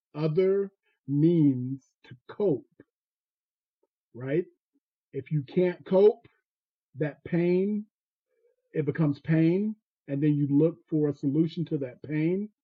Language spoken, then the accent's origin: English; Fayetteville, North Carolina, United States; I grew up in Fayetteville, North Carolina, in a place called Cross Creek Court.